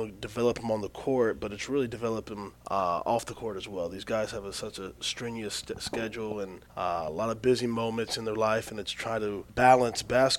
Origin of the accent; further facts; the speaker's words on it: Kokomo, Indiana, United States; It's in my hometown